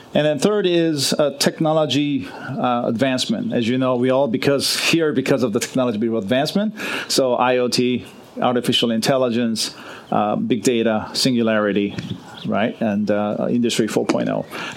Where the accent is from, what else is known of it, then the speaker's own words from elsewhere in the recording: Los Angeles, California, United States; moved away; I grew up in Los Angeles, and um, for 30 years I was away from Los Angeles, and I'm finally back living uh, in in Los Angeles.